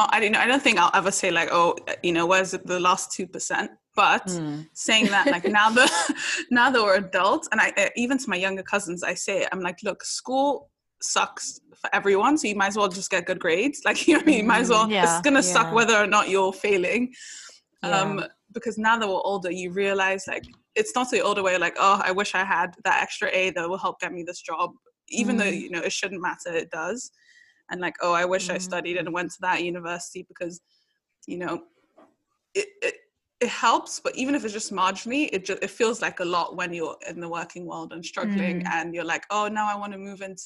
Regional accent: England, United Kingdom; but I think for me, you know, growing up in England and in, you know, Western cultures, it literally in so many ways feels like the antithesis to Nigerian culture and Nigerian parents.

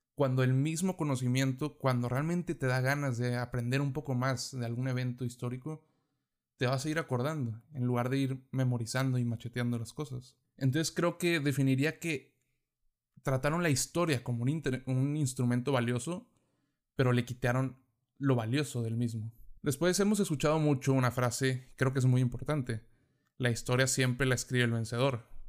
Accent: Mexico; si somos de México, nos enseñan sobre las civilizaciones pasadas que estuvieron en nuestro territorio

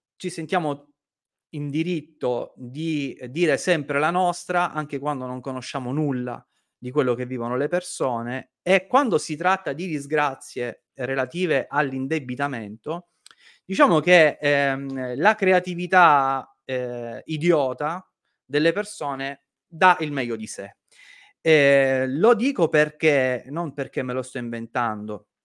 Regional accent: Sicily, Italy; Nella mia terra, in Sicilia

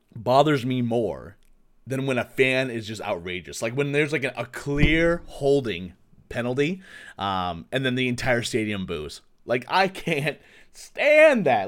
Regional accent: Waukee, Iowa, United States; moved away as an adult; also born or lived in Tucson, Arizona / Texas / Virginia / Massachusetts; now in Minneapolis, United States; I'm originally from Iowa, Waukee, Iowa

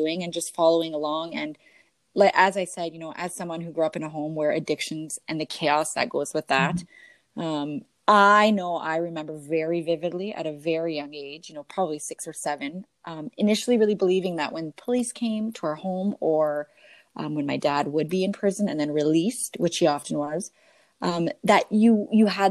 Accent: Canada; I'm Canadian

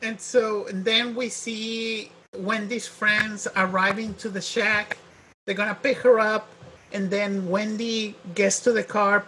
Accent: Mexico; accent: Mexican; my Mexican accent

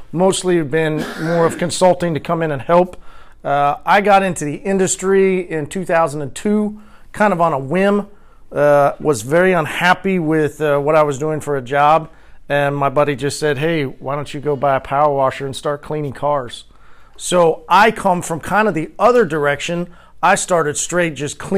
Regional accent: Tulsa, Oklahoma, United States; Uh, I'm from Tulsa, Oklahoma.

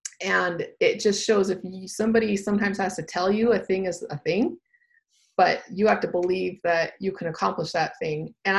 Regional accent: Austin, Texas, United States; And then we're from Austin, so I'd look in like San Antonio, that kind of place.

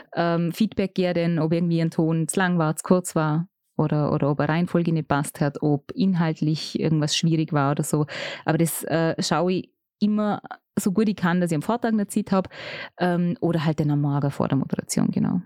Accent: Vorarlberg, Austria; bei uns im Ländle

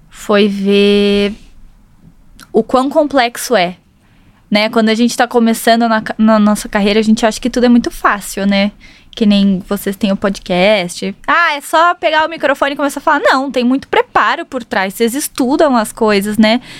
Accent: South Region, Brazil; Ela vai ter certeza que eu sou do Sul, todo mundo do Sul tem nome composto.

